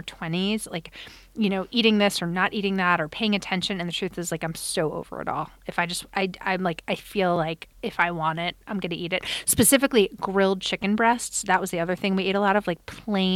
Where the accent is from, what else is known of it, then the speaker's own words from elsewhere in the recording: Long Island, New York, United States; growing up in Long Island, it's like so regimented